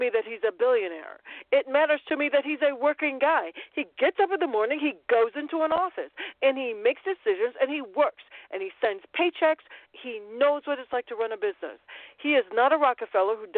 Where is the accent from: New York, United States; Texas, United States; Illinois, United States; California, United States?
Illinois, United States; Chicago; moved away; I am that person from Chicago, from Illinois, from the Midwest, who understands what middle America looks like really because my parents are still there